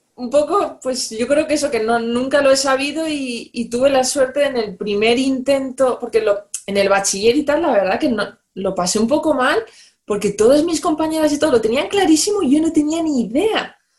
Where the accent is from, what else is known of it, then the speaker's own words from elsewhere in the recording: Valencia, Valencian Community, Spain; moved away; yo soy de Valencia